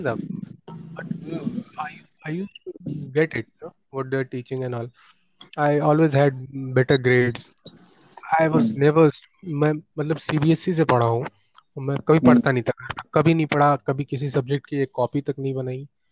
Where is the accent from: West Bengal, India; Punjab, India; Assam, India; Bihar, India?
Bihar, India; Dumraon; born or raised there; moved away